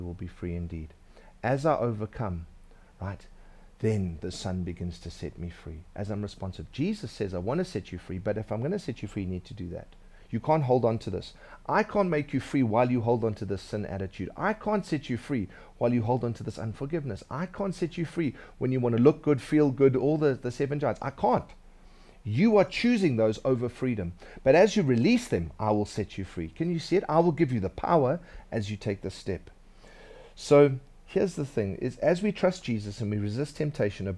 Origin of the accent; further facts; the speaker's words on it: Durban, KwaZulu-Natal, South Africa; When I was growing up in Durban, I was a bit of a scaly guy.